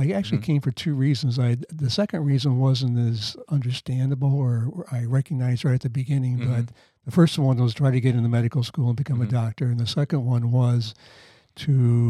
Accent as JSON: {"language": "English", "region": "Iowa", "country": "United States", "tie": "born or raised there", "also_born_or_lived": "Baltimore, Maryland", "said": "but my parents moved out to Iowa when I was 3, and they brought me along."}